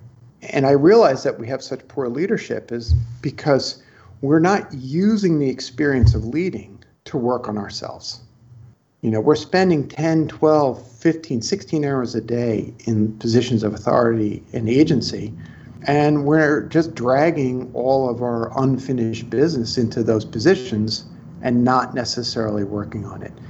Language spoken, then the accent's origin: English; New York City, New York, United States; I'm from Brooklyn